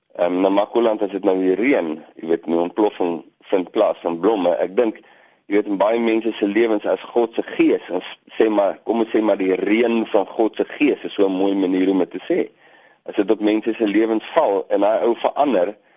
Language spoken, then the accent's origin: Afrikaans; Boland, Western Cape, South Africa; moved away as an adult; now in Namaqualand, South Africa; Ek kom uit die Boland uit.